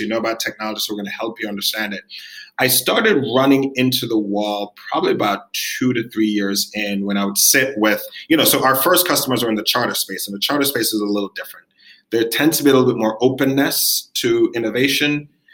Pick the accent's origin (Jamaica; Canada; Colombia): Jamaica; moved away; also born or lived in New York; I'm Jamaican. I was born in the Caribbean. I'm an immigrant. I came to New York.